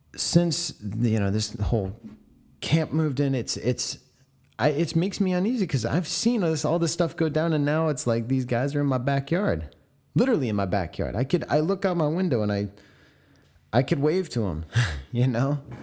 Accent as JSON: {"language": "English", "town": "San Diego", "region": "California", "country": "United States", "tie": "born or raised there", "said": "my hometown of San Diego."}